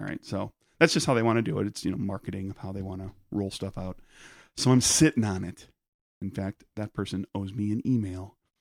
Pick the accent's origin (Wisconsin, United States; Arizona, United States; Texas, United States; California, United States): Wisconsin, United States; Peshtigo; Growing up in Peshtigo